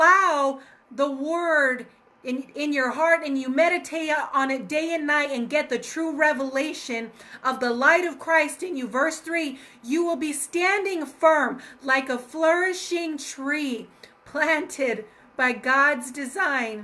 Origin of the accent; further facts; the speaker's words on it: Colorado, United States; my home state of Colorado